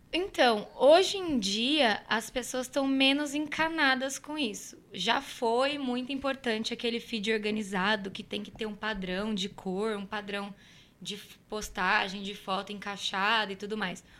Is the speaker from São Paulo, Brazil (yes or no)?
yes; Cruzeiro, São Paulo, Brazil; moved away as an adult; Foi em 2013 que eu saí de Cruzeiro, que eu fui para São Paulo